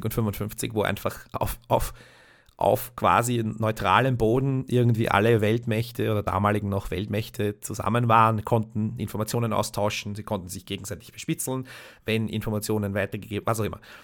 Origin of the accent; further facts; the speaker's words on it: Austria; als Österreicher